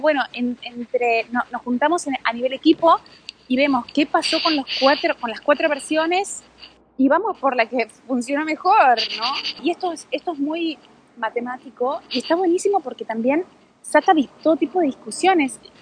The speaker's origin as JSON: {"language": "Spanish", "region": "Buenos Aires", "country": "Argentina", "said": "yo también soy porteña"}